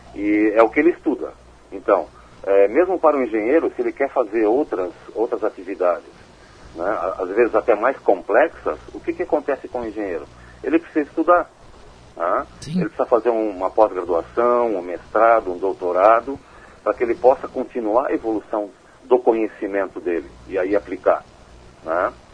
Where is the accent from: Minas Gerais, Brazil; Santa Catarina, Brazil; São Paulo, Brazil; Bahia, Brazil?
Santa Catarina, Brazil; Joinville; eu sou joinvilense, né, nascido aqui, moro aqui a vida toda